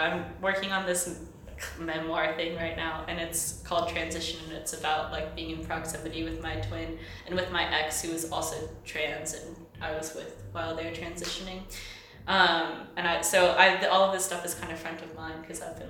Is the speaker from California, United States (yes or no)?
no; Mississippi, United States; moved away as an adult; also born or lived in Chicago, United States; now in Vienna, Austria; I'm from Mississippi, famously a homophobic place. I was born and raised there.